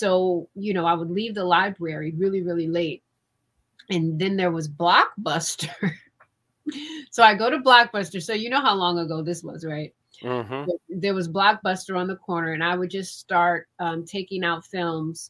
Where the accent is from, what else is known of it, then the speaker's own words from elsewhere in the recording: Cleveland, Ohio, United States; I'm from Cleveland, Ohio, born and raised.